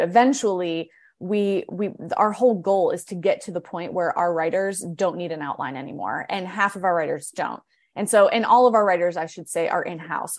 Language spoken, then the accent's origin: English; Akron, Ohio, United States; now in Morgantown, United States; I'm kind of like a hybrid of um, from West Virginia and from Ohio because I grew up in Akron